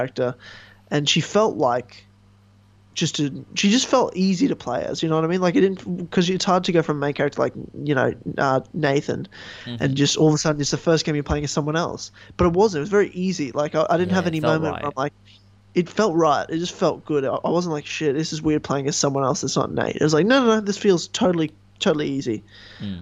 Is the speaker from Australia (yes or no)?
yes; Australia; as an Australian